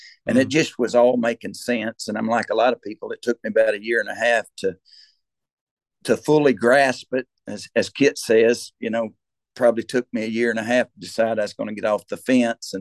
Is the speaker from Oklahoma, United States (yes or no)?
yes; Locust Grove, Oklahoma, United States; where I grew up in Locust Grove